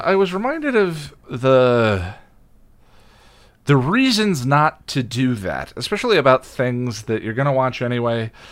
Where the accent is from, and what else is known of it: Boulder, Colorado, United States; born or raised there; also born or lived in Illinois